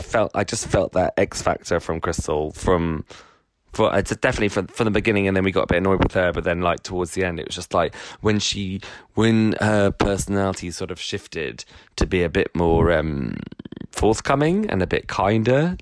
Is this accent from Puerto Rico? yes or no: no; United Kingdom; one of the things that we love is self-deprecation as uh, you know as British people